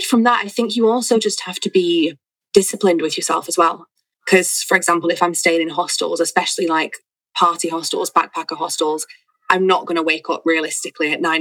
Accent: Manchester, North West England, United Kingdom; moved away as an adult; now in Valencia, Spain; I'm from Manchester

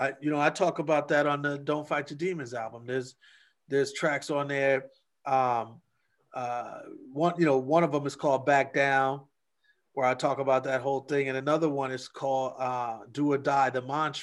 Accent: Milwaukee, Wisconsin, United States; I'm from Milwaukee, and Milwaukee is statistically a tough place.

